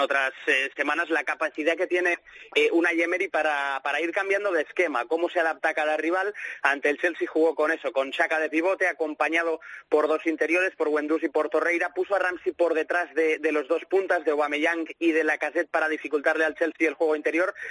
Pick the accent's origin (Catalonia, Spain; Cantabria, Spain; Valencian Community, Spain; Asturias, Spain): Catalonia, Spain; Barcelona; now in Manchester, United Kingdom; soy de Barcelona